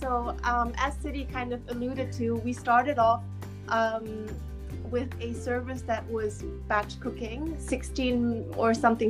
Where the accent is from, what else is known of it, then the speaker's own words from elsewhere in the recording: Hamburg, Germany; also born or lived in Beijing, China; So my background, I'm German-Chinese. I grew up in Hamburg in Beijing, moved to London to study philosophy and economics at the London School of Economics. That was in 2014.